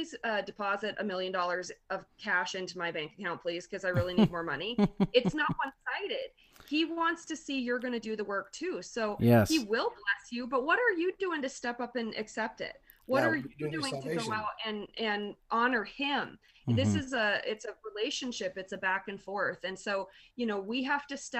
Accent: Montana, United States; I'm from Montana

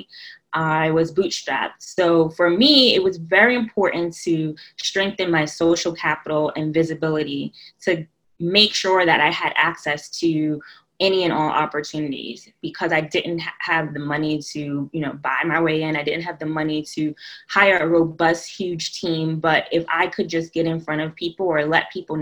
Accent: New York City, New York, United States; I'm from New York, Brooklyn, New York, born and raised

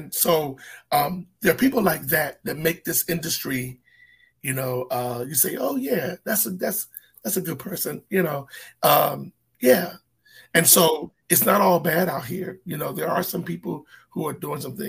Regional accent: United States; I am an American.

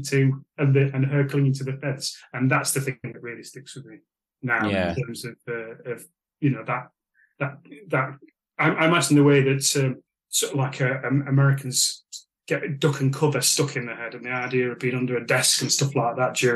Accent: Sheffield, Yorkshire and the Humber, United Kingdom; I'm from Sheffield

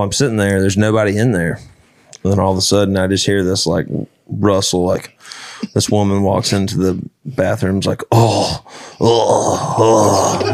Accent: Alabama, United States; I'm from Alabama

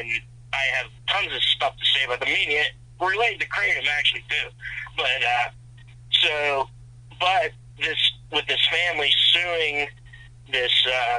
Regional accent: Pennsylvania, United States; I went to IUP. I'm from Pennsylvania

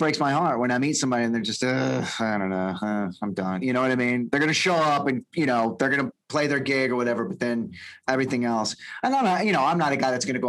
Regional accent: Texas, United States; We're all from Texas

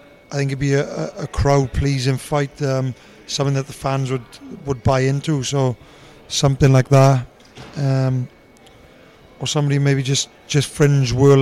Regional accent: Tonypandy, Wales, United Kingdom; South Wales. I'm from Ron the Valley's place called Tonopandia.

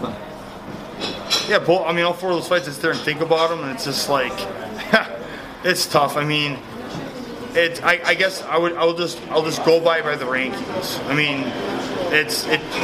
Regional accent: Midwest, United States; I'm from the Midwest

